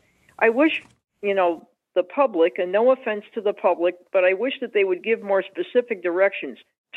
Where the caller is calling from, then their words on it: Springfield, Massachusetts, United States; I'm calling from Springfield, Massachusetts.